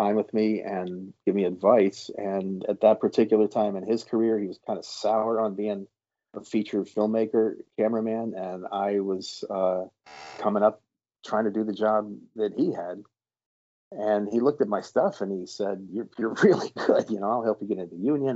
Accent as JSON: {"language": "English", "town": "Harrisburg", "region": "Pennsylvania", "country": "United States", "also_born_or_lived": "Boston", "moved": "as an adult", "said": "I came from Harrisburg"}